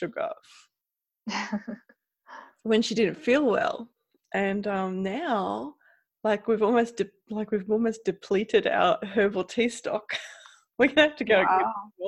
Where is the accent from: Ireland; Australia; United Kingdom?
Australia; I'm Australian